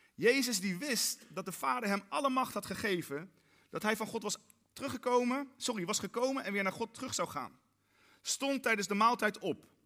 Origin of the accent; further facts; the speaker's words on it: Netherlands; wij Nederlanders